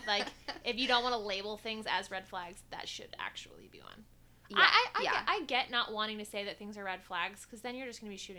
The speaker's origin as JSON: {"language": "English", "town": "Columbus", "region": "Ohio", "country": "United States", "tie": "born or raised there", "moved": "as an adult", "said": "Born and raised in Columbus, Ohio. Moved here almost 3 years ago."}